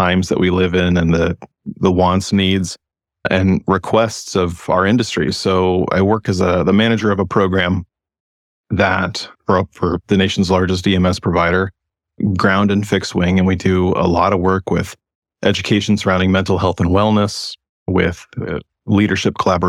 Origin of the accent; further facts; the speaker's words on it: West Coast, United States; So, you know, I'm someone from the West Coast. I've lived in California and Oregon my entire adult life.